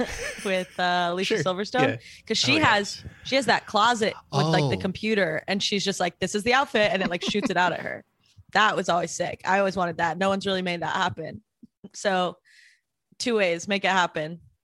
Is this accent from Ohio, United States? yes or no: yes; Cleveland, Ohio, United States; listen, you're from LA, fancier socks. I'm from Cleveland.